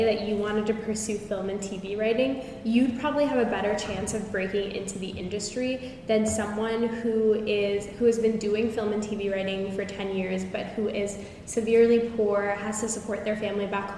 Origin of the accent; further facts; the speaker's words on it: Houston, Texas, United States; I am from a wealthy family in Houston